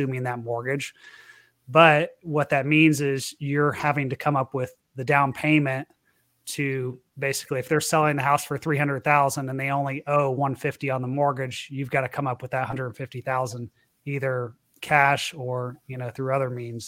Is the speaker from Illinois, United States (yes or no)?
no; Florida, United States; moved away; also born or lived in Texas; I was born and raised in Florida